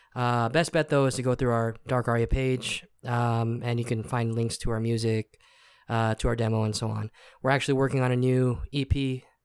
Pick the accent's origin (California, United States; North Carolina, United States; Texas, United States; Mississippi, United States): Texas, United States; we're from Texas